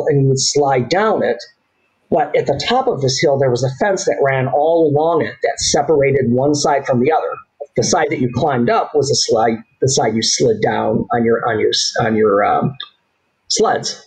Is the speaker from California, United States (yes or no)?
no; Southgate, Michigan, United States; I grew up in Southgate. It's a suburb of Detroit, just south of Detroit